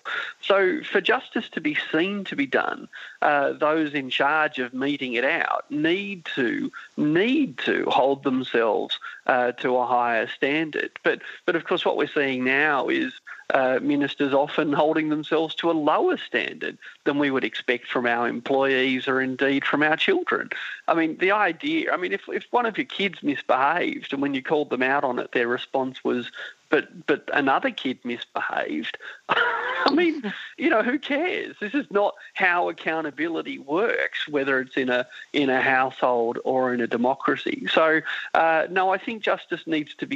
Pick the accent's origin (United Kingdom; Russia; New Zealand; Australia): Australia; as an Australian